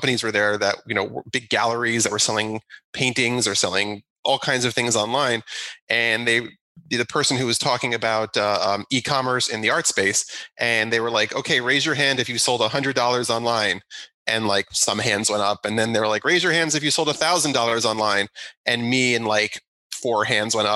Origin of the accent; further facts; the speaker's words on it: New Jersey, United States; moved away as an adult; also born or lived in Manhattan, New York; now in Long Island, New York, United States; I grew up in New Jersey